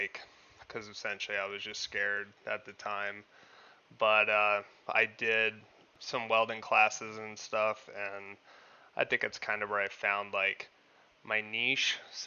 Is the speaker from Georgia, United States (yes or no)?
no; Parker, Arizona, United States; moved away as an adult; also born or lived in Pennsylvania; town in Arizona called Parker. Grew up there most of my life